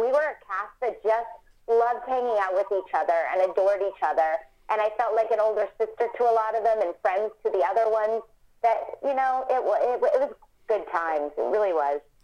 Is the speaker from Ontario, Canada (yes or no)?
no; Vancouver, British Columbia, Canada; Vancouver, that's my hometown, Vancouver, Canada, and British Columbia, where I grew up